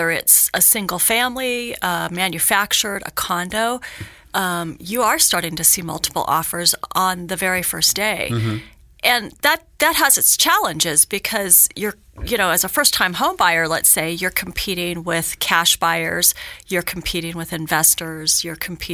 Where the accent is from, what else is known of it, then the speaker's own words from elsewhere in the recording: Hawthorne, Nevada, United States; now in Reno, United States; I'm born and raised in Northern Nevada. I grew up in Hawthorne, so I know rural Nevada very mm. well. I've lived in Reno for over 30 years